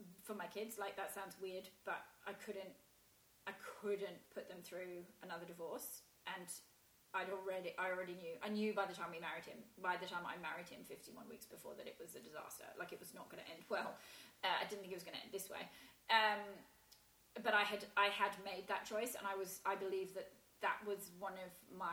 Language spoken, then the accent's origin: English; England, United Kingdom; moved away as an adult; now in Australia; As an English person